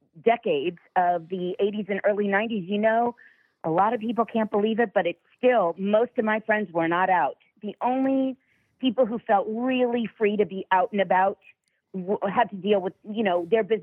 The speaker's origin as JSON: {"language": "English", "region": "New York", "country": "United States", "tie": "born or raised there", "said": "when I was growing up in New York"}